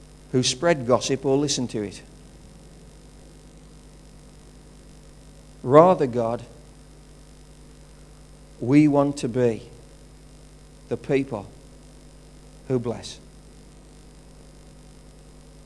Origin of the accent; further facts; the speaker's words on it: Wolverhampton, West Midlands, United Kingdom; I'm from Wolverhampton. It just happens that way. It's a place of birth